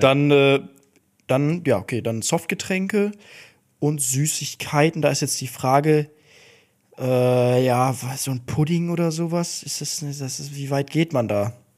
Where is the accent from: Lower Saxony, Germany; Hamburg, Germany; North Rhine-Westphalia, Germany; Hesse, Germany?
North Rhine-Westphalia, Germany; Duisburg; Ich komme aus Duisburg, da sagt man fressen